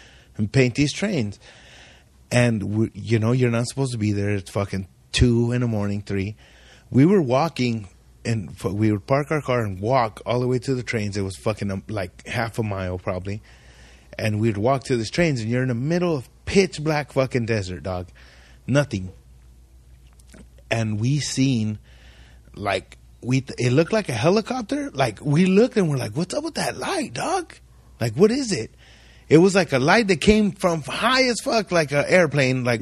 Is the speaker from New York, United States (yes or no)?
no; Ridgecrest, California, United States; we grew up in Ridgecrest my whole life. I grew up in this little ass town